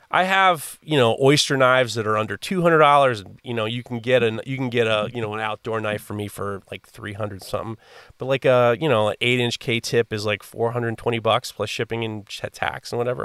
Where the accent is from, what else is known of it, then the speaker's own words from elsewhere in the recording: New York City, New York, United States; I grew up in Manhattan in the in the late in the early 80s